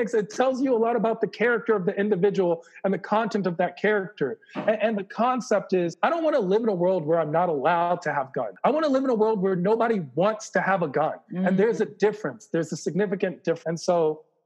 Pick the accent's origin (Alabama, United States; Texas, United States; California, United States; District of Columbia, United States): District of Columbia, United States; Washington; I'm from Washington, D.C. I am basically a Washington, D.C. personified person